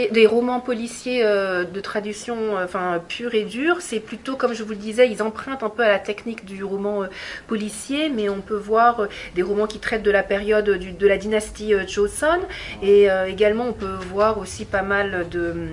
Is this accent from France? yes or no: no; Gwangju, South Korea; En fait, moi je viens de Gwangju, donc c'est une ville en fait qui est très liée à l'histoire contemporaine coréenne